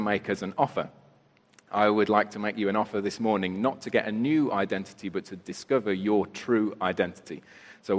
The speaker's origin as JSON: {"language": "English", "country": "United Kingdom", "said": "I'm British"}